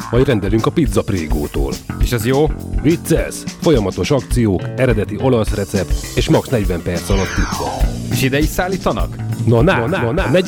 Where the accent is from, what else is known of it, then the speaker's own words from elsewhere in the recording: Dunaújváros, Fejér, Hungary; Dunaújvárosi vagyok.